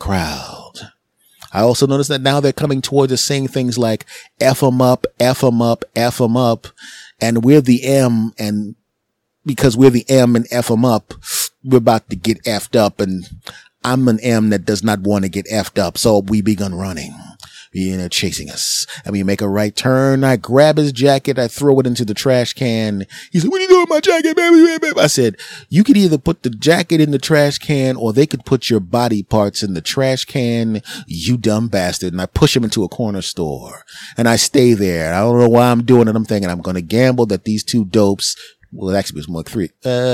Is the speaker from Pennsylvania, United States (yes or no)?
yes; Philadelphia, Pennsylvania, United States; my hometown of Philadelphia